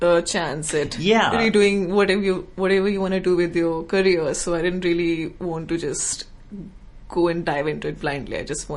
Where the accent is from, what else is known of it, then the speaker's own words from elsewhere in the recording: Noida, Uttar Pradesh, India; first language Hindi; English is a second language; moved away as an adult; So I'm from India, from a suburban town called Noida near Delhi.